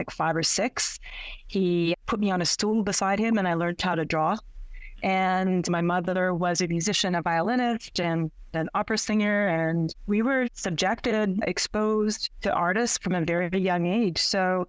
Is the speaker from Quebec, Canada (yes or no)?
no; Saskatchewan, Canada; moved away; also born or lived in Nova Scotia; I was born and raised in Saskatchewan